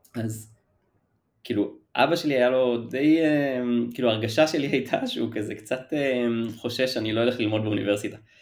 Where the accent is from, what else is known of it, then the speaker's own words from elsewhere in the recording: Ramat HaSharon, Tel Aviv District, Israel; moved away as an adult; now in Tel Aviv, Israel; במקור מרמת השרון, מגיל אפס פחות או יותר, עד, לא יודע, גיל עשרים